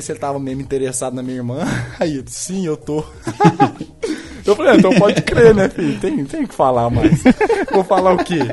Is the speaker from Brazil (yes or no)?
yes; Uberlândia, Minas Gerais, Brazil; nascido e criado em Uberlândia